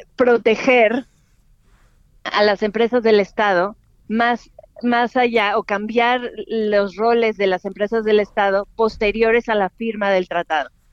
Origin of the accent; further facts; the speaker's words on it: Mexico; como mexicanos